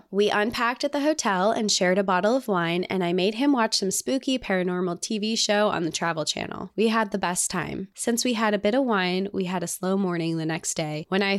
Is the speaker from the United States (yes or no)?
yes; Indiana, United States; also born or lived in Arizona; Like I said, I grew up in Indiana, but had never been to the dunes while growing up.